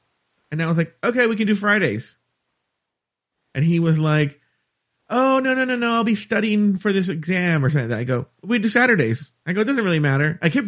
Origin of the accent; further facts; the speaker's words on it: United States; I'm an American.